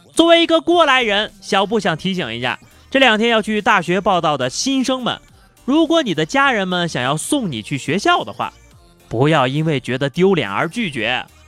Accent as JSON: {"language": "Chinese", "country": "China", "said": "我们中国人都数学好"}